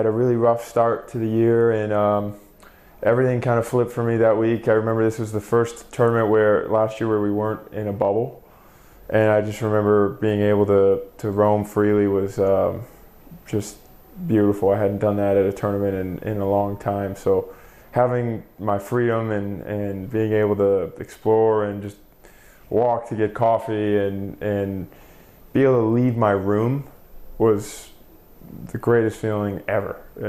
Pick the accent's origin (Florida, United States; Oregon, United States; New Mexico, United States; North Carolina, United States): Florida, United States; Palm Coast; also born or lived in Michigan; We moved from Michigan when I was about 5-6 years old to Palm Coast, Florida, which is a small town northeast near Jacksonville, and that's where I started playing.